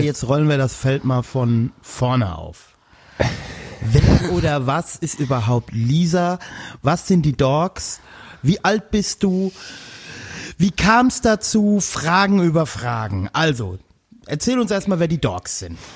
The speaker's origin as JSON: {"language": "German", "area": "Westerwald", "region": "Rhineland-Palatinate", "country": "Germany", "said": "ich komme aus dem Westerwald"}